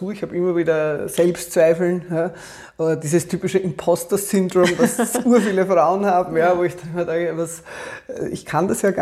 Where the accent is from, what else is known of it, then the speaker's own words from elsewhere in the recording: Austria; Wir waren damals als Österreicher noch nicht bei der EU, also das war, war schwierig, auch ins Ausland zu kommen.